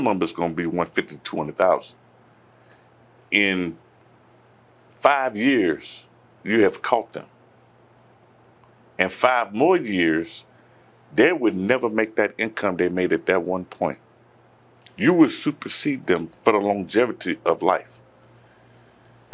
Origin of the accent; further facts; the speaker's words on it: Chicago, Illinois, United States; growing up in Chicago